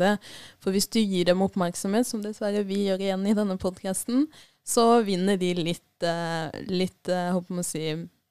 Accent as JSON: {"language": "Norwegian", "town": "Arendal", "region": "Agder", "country": "Norway", "said": "vi er jo ikke så veldig hemmelighetsfulle på at vi er fra Arendal"}